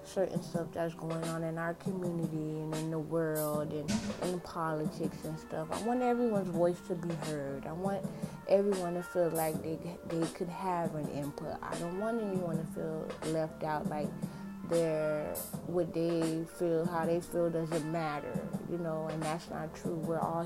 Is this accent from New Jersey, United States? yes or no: no; Miami, Florida, United States; I'm born and raised in Miami, Florida.